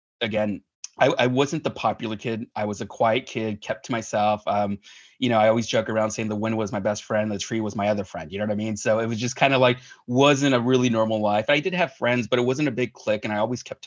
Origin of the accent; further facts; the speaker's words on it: Hacienda Heights, California, United States; also born or lived in Hollywood, California; I was born in Hollywood, California, and we were raised in Hacienda Heights, California